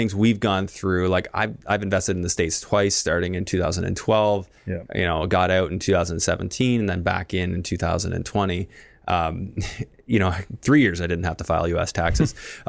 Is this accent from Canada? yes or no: yes; Canada; Like, no, as a Canadian, you don't want to.